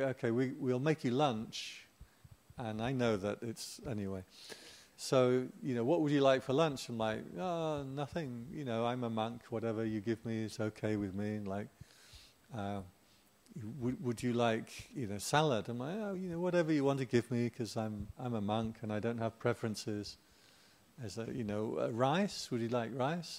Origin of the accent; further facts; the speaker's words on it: England, United Kingdom; I'm English